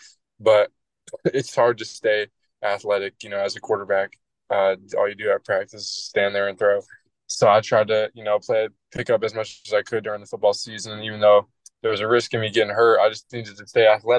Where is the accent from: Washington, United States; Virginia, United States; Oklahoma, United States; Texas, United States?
Virginia, United States; Burke; I'm from Burke, Virginia. I lived here my whole life inside of Fairfax County.